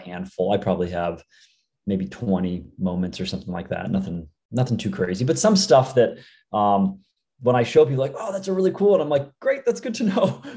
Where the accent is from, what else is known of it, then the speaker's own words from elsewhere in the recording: the Bay Area, California, United States; born and raised in the Bay.